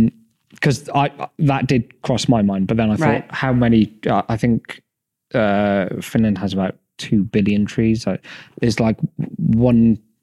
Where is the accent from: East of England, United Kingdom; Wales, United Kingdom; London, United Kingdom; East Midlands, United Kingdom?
Wales, United Kingdom; I come from Wales and we had coal for many years and they were closed down. Now on the mountains, there's loads of wind farms.